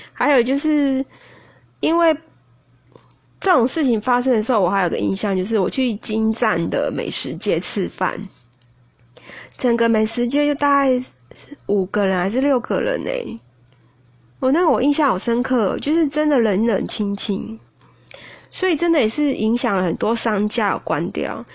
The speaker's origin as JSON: {"language": "Chinese", "town": "Taipei", "country": "Taiwan", "said": "对我们台北人来说"}